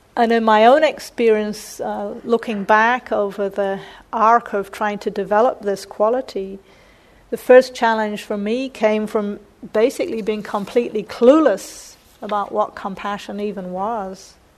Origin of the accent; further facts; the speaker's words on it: New Zealand; moved away; I grew up mostly in New Zealand